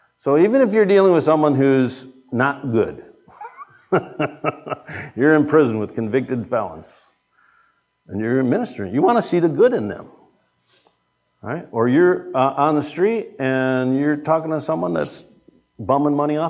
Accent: United States; I'm American

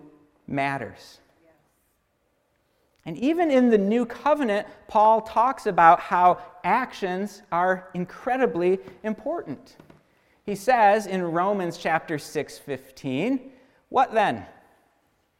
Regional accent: United States; as American Christians

